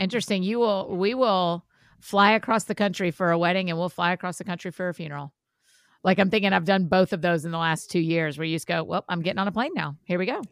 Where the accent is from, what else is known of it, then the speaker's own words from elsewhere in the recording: Georgia, United States; we're all from Georgia